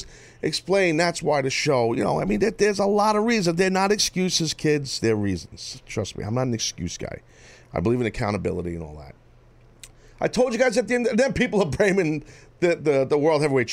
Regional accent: Northeast, United States; we're all from the Northeast

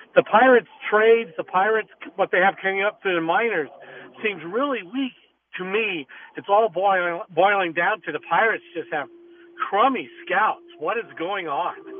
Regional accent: Los Angeles, California, United States; now in Pennsylvania, United States; I grew up in Los Angeles

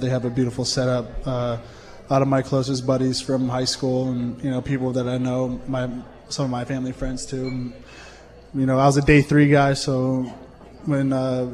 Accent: Philadelphia, Pennsylvania, United States; growing up in the Philadelphia area

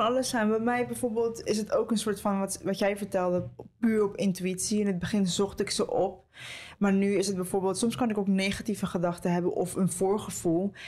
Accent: Costa Rica; moved away; Dat is voor mij ook nog eens thuis, want ik ben in Costa Rica geboren

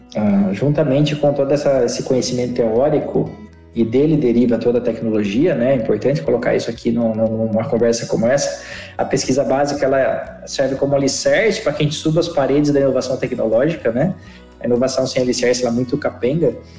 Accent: Piracicaba, São Paulo, Brazil; eu sou perescabana, nasci em Piracicaba

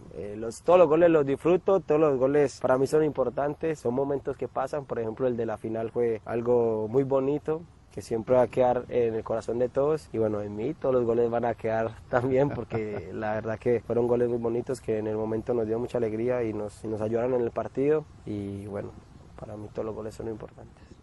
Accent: Colombia; moved away as an adult; now in Argentina; soy un colombiano más

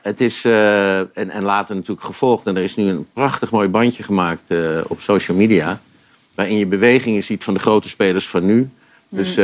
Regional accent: Amsterdam, North Holland, Netherlands; En ik ben wel Amsterdammer, dus ik heb heel veel, eh, gekeken naar Ajax in het verleden

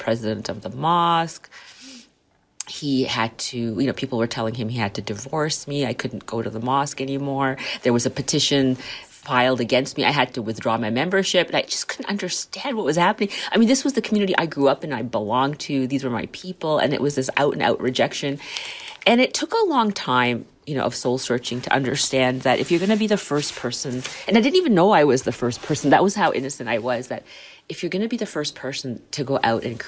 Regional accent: Canada; also born or lived in Liverpool, United Kingdom / Saskatchewan; I was born in Liverpool, UK, raised in Canada

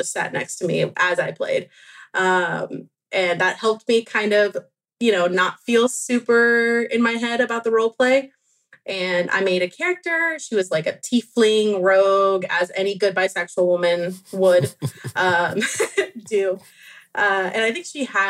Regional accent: Venezuela; I was born in Venezuela

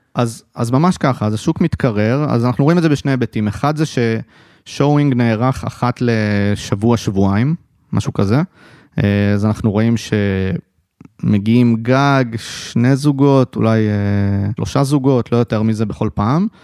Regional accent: Haifa, Haifa District, Israel; born or raised there

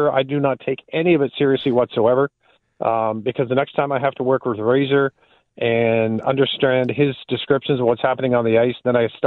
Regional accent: Ontario, Canada; as you know, being a guy growing up in Southern Ontario, there were Bills fans

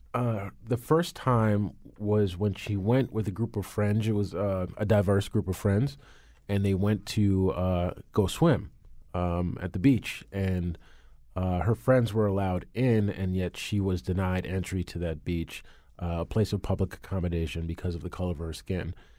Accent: New Canaan, Connecticut, United States; growing up in New Canaan, Connecticut

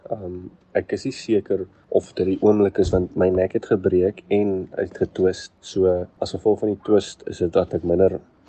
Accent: Uitenhage, Eastern Cape, South Africa; ek is van die Ooskaap, van uit te laag

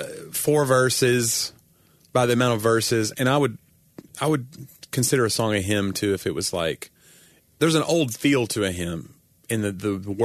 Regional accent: Knoxville, Tennessee, United States; I grew up in Knoxville.

